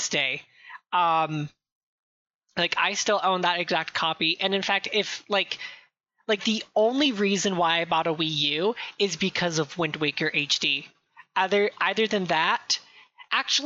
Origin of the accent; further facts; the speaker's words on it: California, United States; I'm from California. I'm from California.